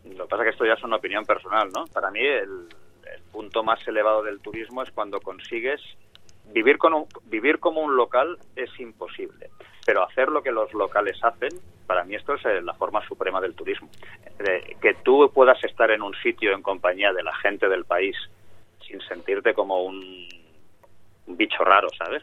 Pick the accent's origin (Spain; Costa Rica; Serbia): Spain; en mi tierra, en España